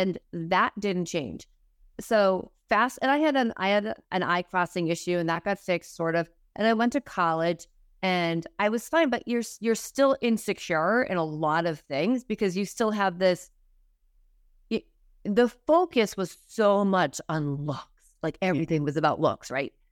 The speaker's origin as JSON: {"language": "English", "region": "Massachusetts", "country": "United States", "also_born_or_lived": "Manhattan, New York", "moved": "as an adult", "said": "I was from Massachusetts, so I was in, living in Manhattan, moved back to Massachusetts"}